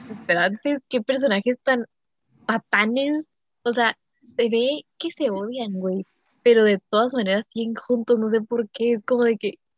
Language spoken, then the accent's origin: Spanish; Mexico; soy mexicana